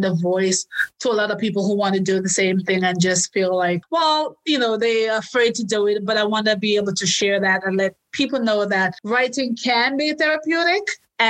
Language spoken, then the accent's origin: English; New Jersey, United States; the last soldier who died was a Green Beret from my home state, New Jersey